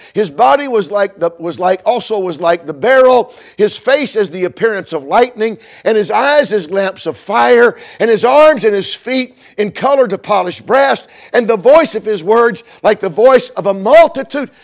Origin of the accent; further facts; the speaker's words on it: Georgia, United States; now in Illinois, United States; Georgia's my home state